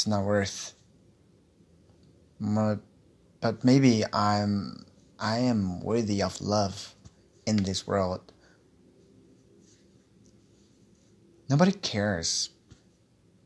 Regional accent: Brazil; English is a second language; also born or lived in Guarulhos, São Paulo; I'm from Brazil.

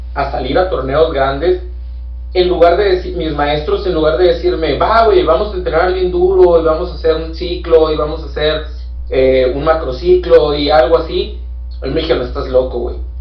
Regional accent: Mexico; also born or lived in Hermosillo, Sonora; soy el único mexicano

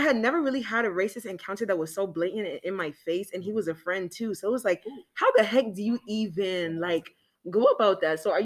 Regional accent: Atlanta, Georgia, United States; I'm actually from Atlanta

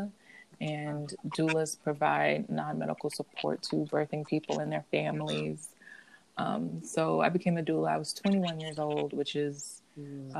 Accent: Orlando, Florida, United States; moved away as an adult; now in Washington, D.C., United States; I was born and raised in Central Florida in Orlando

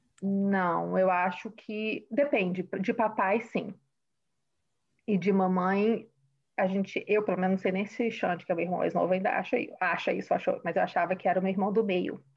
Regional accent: Vitória, Espírito Santo, Brazil; moved away as an adult; now in Massachusetts, United States; cresci em Vitória, como Carla disse, e hoje eu moro no estado de Massachusetts, nos Estados Unidos

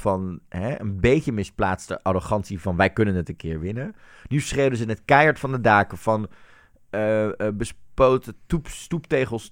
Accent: Netherlands; als Nederlanders

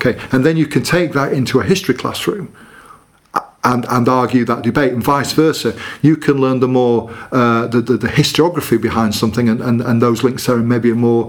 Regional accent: Leeds, Yorkshire and the Humber, United Kingdom; accent: Leeds; I've got to have like my mum there, and I'm just like slipping up, and my sympathetic Leeds accent will come out.

